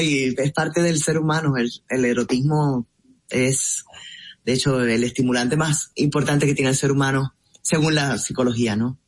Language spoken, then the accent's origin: Spanish; Puerto Rico; moved away as an adult; now in Miami, United States; yo nací en Puerto Rico y mi familia